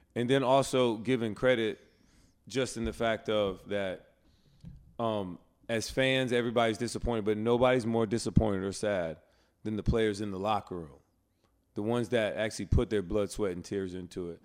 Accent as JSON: {"language": "English", "region": "Alabama", "country": "United States", "tie": "born or raised there", "said": "a brother growing up in Alabama with parents who grew up in a segregated South"}